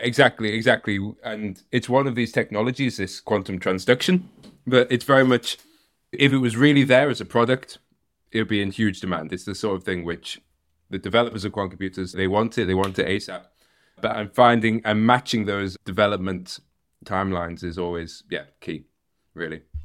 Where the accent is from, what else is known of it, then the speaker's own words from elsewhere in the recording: United Kingdom; moved away; also born or lived in Netherlands; I'm a Brit